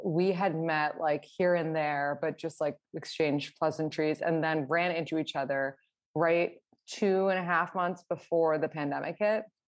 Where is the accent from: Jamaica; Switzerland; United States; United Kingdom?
United States; New York City, New York; I am from New York City